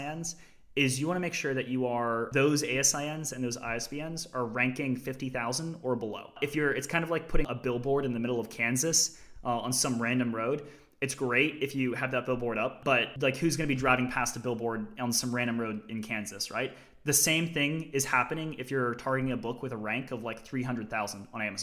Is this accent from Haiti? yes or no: no; Australia; as a kid, I grew up in Australia, and I had grandparents in Michigan. My mother's American